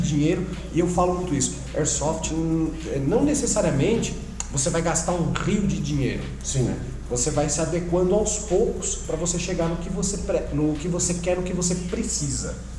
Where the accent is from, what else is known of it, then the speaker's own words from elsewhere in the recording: São Paulo, Brazil; a gente é aqui de São Paulo